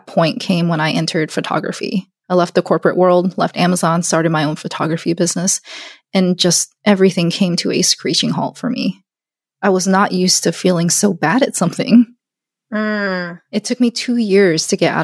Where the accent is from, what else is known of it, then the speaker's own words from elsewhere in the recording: Alabama, United States; I'm Korean. I grew up in Alabama.